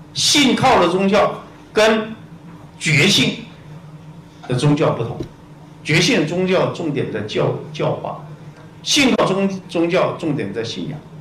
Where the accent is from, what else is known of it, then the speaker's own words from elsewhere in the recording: Taiwan; 我们台湾人